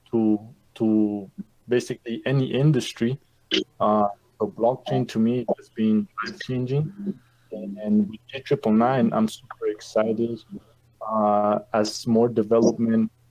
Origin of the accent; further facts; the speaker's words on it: Santa Fe, New Mexico, United States; also born or lived in Chihuahua, Mexico; I live in the state of New Mexico. I've been living here for about 21 years, but I was uh, I was born in Mexico in the state of Chihuahua, and uh, here at uh, when I graduated high school here in in Santa Fe